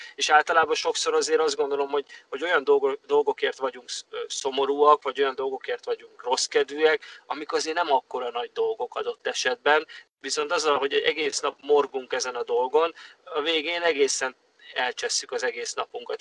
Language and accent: Hungarian; Hungary; now in Los Angeles, United States; büszke vagyok arra, hogy magyar vagyok